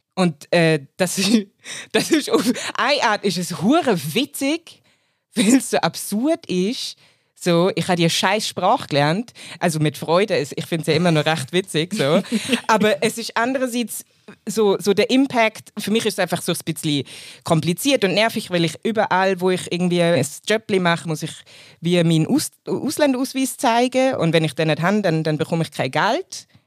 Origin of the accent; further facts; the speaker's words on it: Munich, Bavaria, Germany; moved away as an adult; now in Switzerland; Ich komme aus Deutschland, ich bin in München aufgewachsen und geboren